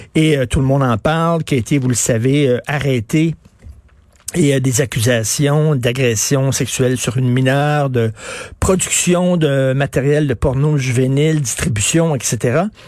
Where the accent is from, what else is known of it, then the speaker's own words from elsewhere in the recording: Quebec, Canada; je suis un Québécois de souche